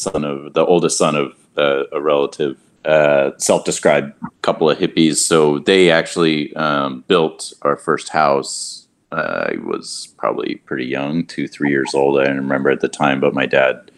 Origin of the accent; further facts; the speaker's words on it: California, United States; moved away as an adult; now in New York, United States; I'm from California. I took a little bit of a route to get to architecture, but I wound up at Cooper Union and been in New York for about 16 years since that.